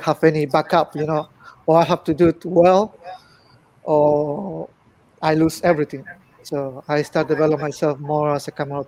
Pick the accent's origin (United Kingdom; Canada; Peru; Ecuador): Peru; English is a second language; moved away as an adult; now in China; Well, I'm from Peru. I born in Peru.